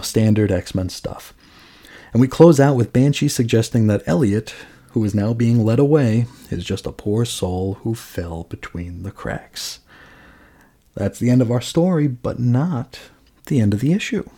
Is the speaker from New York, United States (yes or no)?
yes; New York, United States; also born or lived in Long Island; now in Arizona, United States; growing up in New York